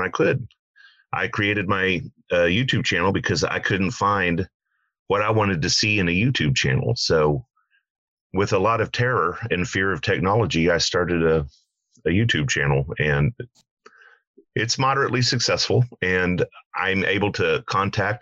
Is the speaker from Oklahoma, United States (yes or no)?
yes; Oklahoma, United States; I am from Oklahoma